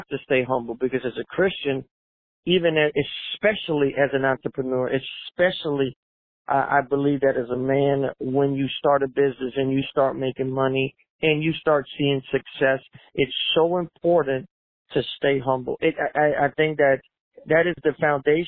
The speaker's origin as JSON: {"language": "English", "town": "New Orleans", "region": "Louisiana", "country": "United States", "tie": "born or raised there", "also_born_or_lived": "Puerto Rico", "said": "I was born in 1970 in Puerto Rico, and then, well, we moved back to New Orleans, so I was raised there"}